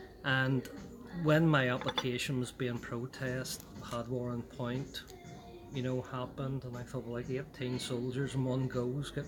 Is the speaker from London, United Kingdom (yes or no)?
no; Belfast, Northern Ireland, United Kingdom; also born or lived in Shankill, Belfast; Most of my youth is spent growing up in Ballysillan area, Tynedale Estate, and then later on the Ballysillan Road itself. Attended Cliftonville Primary School and the Boys Model. So, most of my early life would have been divided between Ballysillan and the Shankill areas.